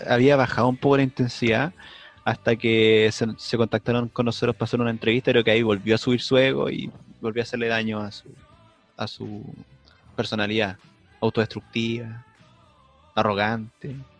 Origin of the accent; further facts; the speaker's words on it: Puente Alto, Santiago Metropolitan Region, Chile; Yo soy de Puente Alto